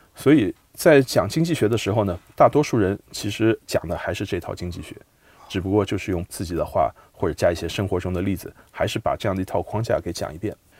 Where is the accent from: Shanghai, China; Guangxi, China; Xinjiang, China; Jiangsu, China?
Shanghai, China; 我出生在上海，生在上海，长在上海